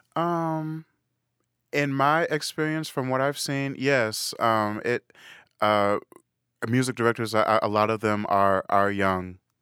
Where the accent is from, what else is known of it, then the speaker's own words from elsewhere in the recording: Woodbury, Minnesota, United States; also born or lived in Saint Paul; I grew up in Woodbury, which is a suburb of, of Saint Paul